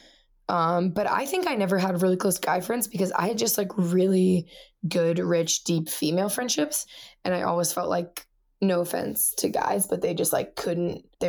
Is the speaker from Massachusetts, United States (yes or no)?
no; Melbourne, Florida, United States; moved away; also born or lived in Ohio / Indiana; I grew up in Florida